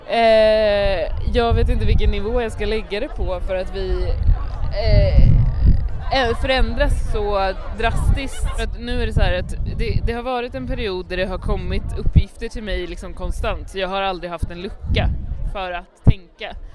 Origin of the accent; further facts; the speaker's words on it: Västra Götaland, Sweden; min kompis Martin brukar alltid, när han ska vara västgötsk, vi är ju från Västergötland.